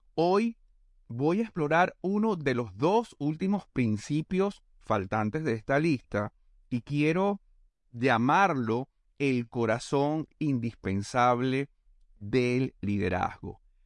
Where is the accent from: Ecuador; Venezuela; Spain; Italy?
Venezuela; moved away as an adult; also born or lived in Panama; now in Argentina; en mi país, en Venezuela.